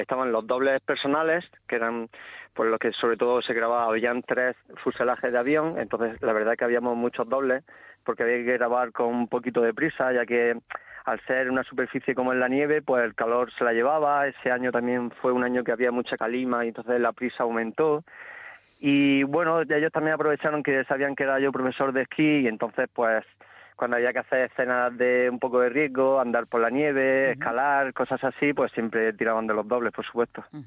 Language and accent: Spanish; Barinas, Region of Murcia, Spain; mi pueblo, que es un pueblo pequeño de, Murcia llamado Barinas